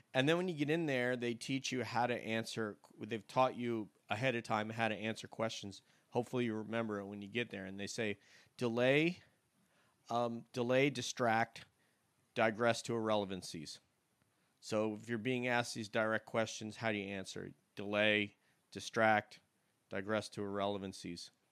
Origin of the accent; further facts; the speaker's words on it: New York, United States; growing up in the South or myself in New York